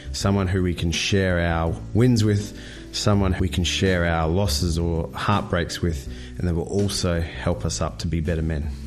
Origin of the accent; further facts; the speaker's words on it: Brisbane, Queensland, Australia; I'm from Brisbane